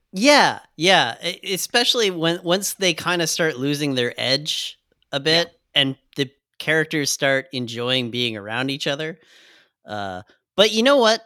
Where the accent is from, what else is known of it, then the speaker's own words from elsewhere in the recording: Canada; I'm Canadian as fuck